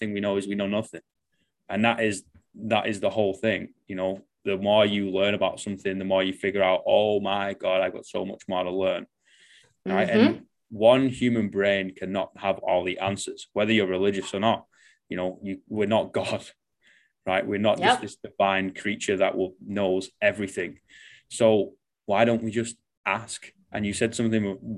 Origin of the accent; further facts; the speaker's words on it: Manchester, North West England, United Kingdom; moved away as an adult; now in New Zealand; growing up in Manchester